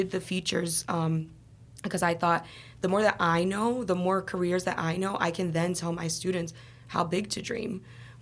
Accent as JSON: {"language": "English", "town": "Chicago", "region": "Illinois", "country": "United States", "tie": "born or raised there", "also_born_or_lived": "Los Angeles / Boston", "moved": "as an adult", "said": "I was born and raised in Chicago."}